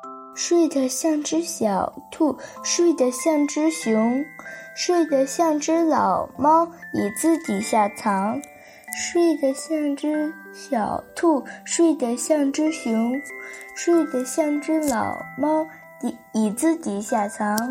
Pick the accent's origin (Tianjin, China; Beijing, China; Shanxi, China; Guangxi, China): Tianjin, China; 今年我八岁了。我来自于天津，